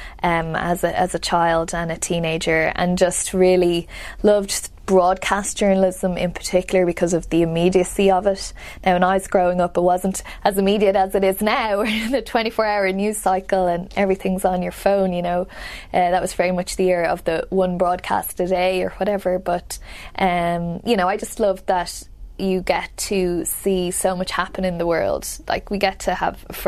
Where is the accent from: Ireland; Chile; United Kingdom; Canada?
Ireland; Dublin, Leinster; moved away as an adult; now in United States; I grew up in Dublin, in the capital city, and just on the south side, the foothills of the Dublin Mountains